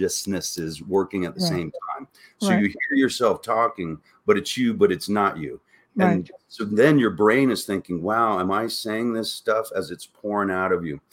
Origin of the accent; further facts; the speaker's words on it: Florida, United States; moved away as an adult; also born or lived in Orlando, Florida; now in Sedona, United States; I'm from Florida